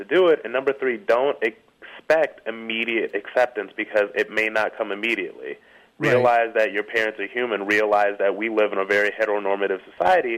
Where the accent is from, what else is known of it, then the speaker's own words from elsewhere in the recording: Ohio, United States; moved away; I come from a small town in Ohio